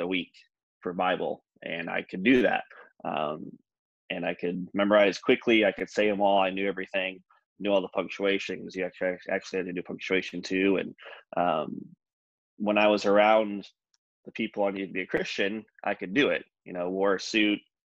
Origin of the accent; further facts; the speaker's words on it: Michigan, United States; I grew up in Michigan, the state of Michigan.